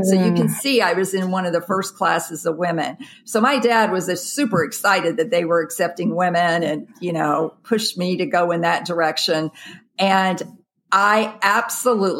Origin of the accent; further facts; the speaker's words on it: Jackson, Mississippi, United States; moved away as an adult; I grew up in the South, Jackson, Mississippi